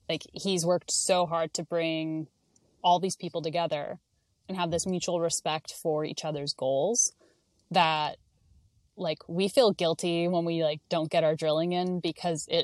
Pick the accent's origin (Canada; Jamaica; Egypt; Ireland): Canada; I'm Canadian